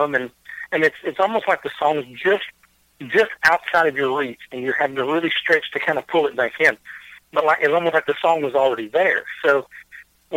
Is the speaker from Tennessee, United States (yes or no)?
yes; Waverly, Tennessee, United States; born and raised out here.